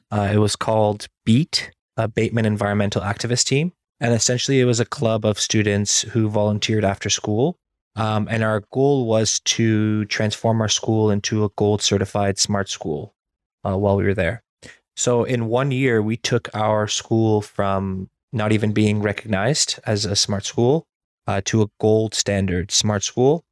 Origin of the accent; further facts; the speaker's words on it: Burlington, Ontario, Canada; also born or lived in Iran; I spent most of my life in Burlington, Ontario, where I went to school